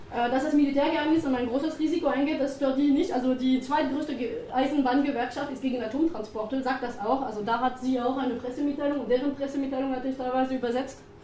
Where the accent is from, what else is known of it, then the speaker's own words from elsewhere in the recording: France; German is a second language; moved away as an adult; also born or lived in Bayreuth; now in Germany; Ich bin Französin